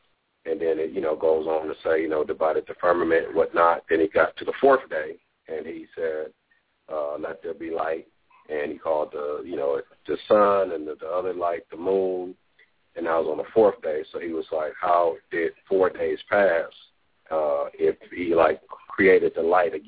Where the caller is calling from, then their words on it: Los Angeles, California, United States; And I'm calling from Los Angeles, California.